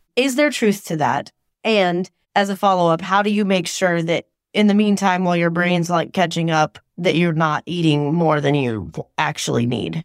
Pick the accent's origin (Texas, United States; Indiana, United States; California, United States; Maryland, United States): Maryland, United States; Annapolis; I'm from Annapolis